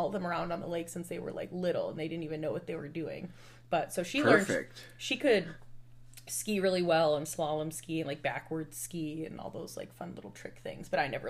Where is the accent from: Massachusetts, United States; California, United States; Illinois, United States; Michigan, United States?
Michigan, United States; Dearborn; Dearborn, Michigan, right outside of Detroit.